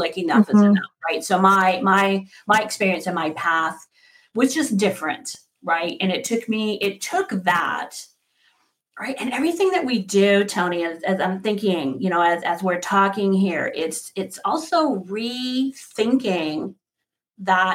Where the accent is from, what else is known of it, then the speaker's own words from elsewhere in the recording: Sherwood Park, Alberta, Canada; my childhood friends where I grew up with in Sherwood Park, Alberta